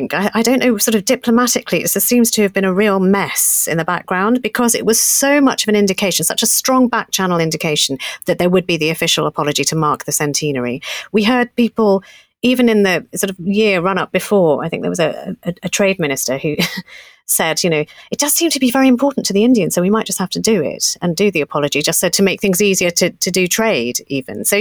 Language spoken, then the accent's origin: English; Essex, East of England, United Kingdom; born in Britain, not as a passport holder, Essex girl.